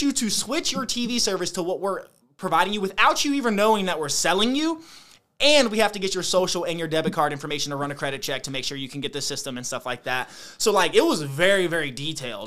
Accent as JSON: {"language": "English", "town": "Lawrenceville", "region": "Virginia", "country": "United States", "tie": "born or raised there", "also_born_or_lived": "Roanoke, Virginia", "said": "I grew up in Brunswick County, Virginia"}